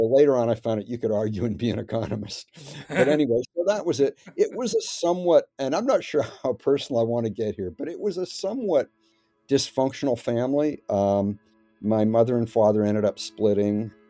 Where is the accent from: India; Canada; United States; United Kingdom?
Canada; Well, it was, um, I mean, pretty good.